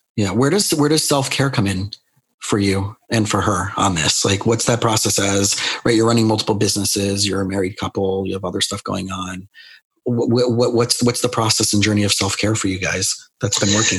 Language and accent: English; South Florida, United States; also born or lived in Scranton, Pennsylvania; I grew up in South Florida